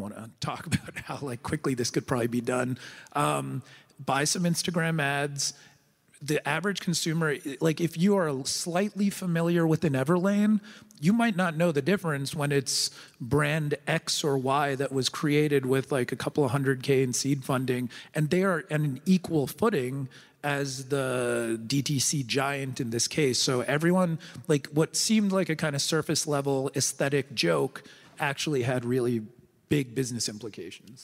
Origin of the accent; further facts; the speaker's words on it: United States; as an American